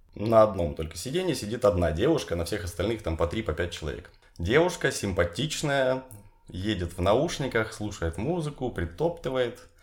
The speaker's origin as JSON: {"language": "Russian", "town": "Horlivka", "region": "Donetsk Oblast", "country": "Ukraine", "tie": "born or raised there", "moved": "yes", "lives_now": "Kyiv, Ukraine", "said": "В Горловке, в моем родном городе, мое любимое место."}